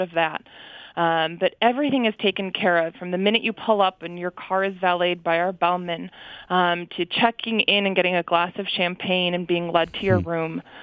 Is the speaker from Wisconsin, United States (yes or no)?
yes; Wisconsin, United States; I'm born and raised in Wisconsin